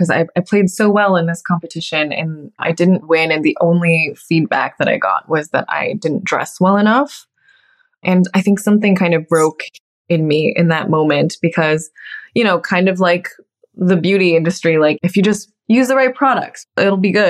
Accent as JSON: {"language": "English", "region": "Texas", "country": "United States", "also_born_or_lived": "New York", "moved": "yes", "said": "I'm from Texas"}